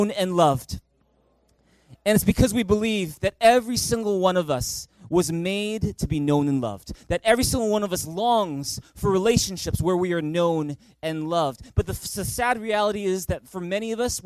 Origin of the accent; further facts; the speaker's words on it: Vancouver, British Columbia, Canada; growing up in Vancouver, we had a family tradition